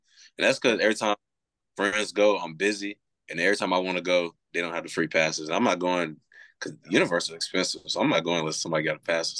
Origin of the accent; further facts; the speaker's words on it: Orlando, Florida, United States; also born or lived in Gainesville, Florida / Fort Lauderdale, Florida; since right after I was born, we moved down there. So I moved from Fort Lauderdale to Orlando when I was five or six, and then lived in Orlando ever since.